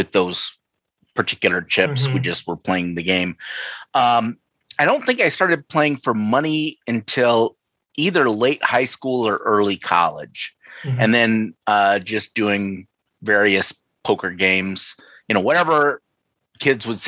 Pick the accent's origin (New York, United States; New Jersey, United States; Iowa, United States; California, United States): Iowa, United States; Sioux City; now in Minnesota, United States; I grew up in Iowa, in Sioux City, actually